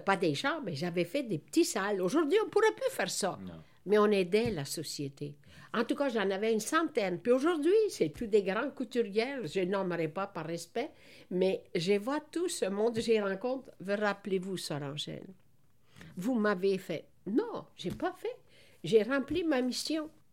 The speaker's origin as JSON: {"language": "French", "country": "Italy", "tie": "born or raised there", "also_born_or_lived": "Montreal, Quebec", "moved": "yes", "lives_now": "Quebec, Canada", "said": "le bon Dieu a permis que je suis née dans la, en Italie"}